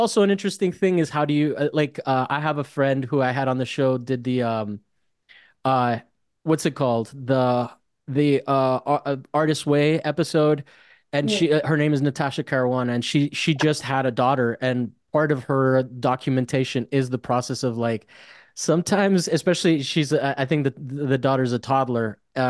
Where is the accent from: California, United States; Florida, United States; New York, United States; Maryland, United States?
Florida, United States; Miami; I'm from Miami, so